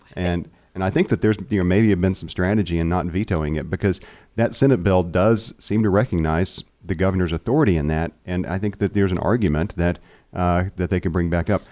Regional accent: Seminole, Oklahoma, United States; we're both from Seminole

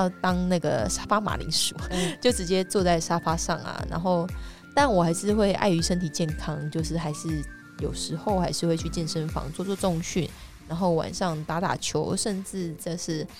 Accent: Taiwan; 我只觉得我台湾人的这一刻让我觉得非常的感动。

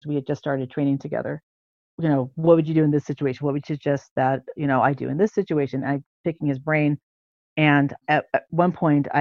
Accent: San Francisco Bay Area, California, United States; moved away; I'm from the Bay Area

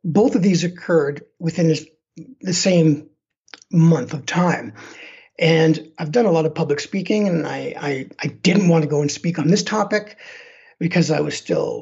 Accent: Canada; moved away as an adult; now in Denver, United States; my hometown back in Canada

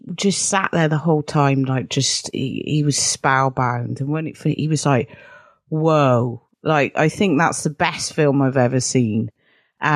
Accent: United Kingdom; I say that as a Brit

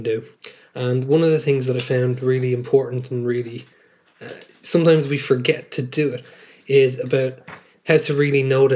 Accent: Dublin, Leinster, Ireland; also born or lived in West London; I'm an English and History secondary school teacher from North Dublin and the Republic of Ireland.

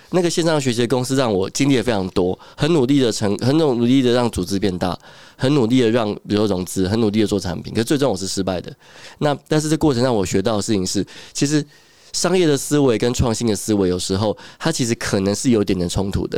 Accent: Taiwan; 从小时候读书到长大，都是一个 所谓的乖乖牌吧，也没有离开台湾这样子

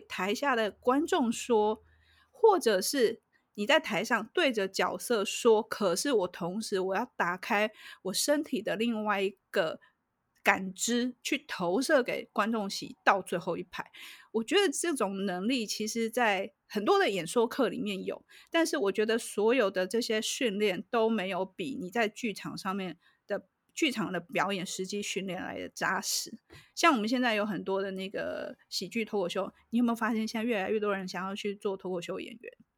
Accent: Taiwan; 我们台湾

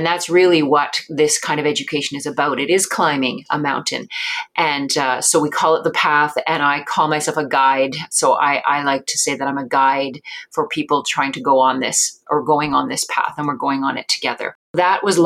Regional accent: Omushkego, Treaty 9 territory, Ontario, Canada; moved away as an adult; now in Ottawa, Canada; I am from Omishkego. So my traditional territory is in Treaty 9 territory, where I was born and raised.

